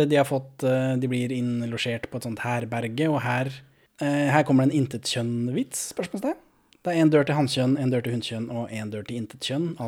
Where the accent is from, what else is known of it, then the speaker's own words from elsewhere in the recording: Moss, Østfold, Norway; Født og oppvokst i Moss.